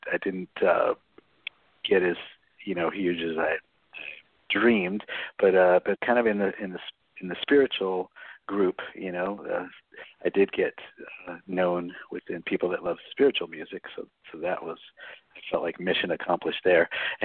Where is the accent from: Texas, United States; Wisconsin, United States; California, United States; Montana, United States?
California, United States; Long Beach; I grew up in Long Beach, California